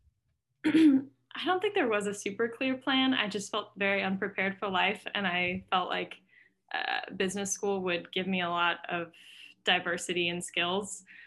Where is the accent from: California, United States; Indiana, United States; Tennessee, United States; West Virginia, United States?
Indiana, United States; Indianapolis; also born or lived in France; I grew up in Indianapolis